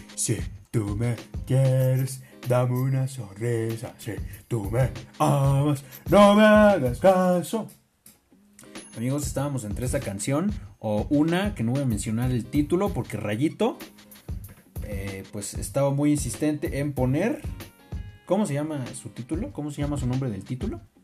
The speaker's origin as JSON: {"language": "Spanish", "country": "Mexico", "said": "Lo bueno es que nosotros somos mexicanos."}